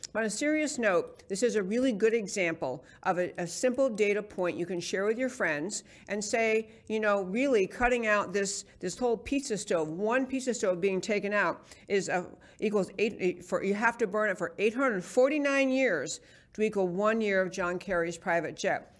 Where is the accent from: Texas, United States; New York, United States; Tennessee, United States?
New York, United States; New York City; moved away; in New York City, where I grew up in New York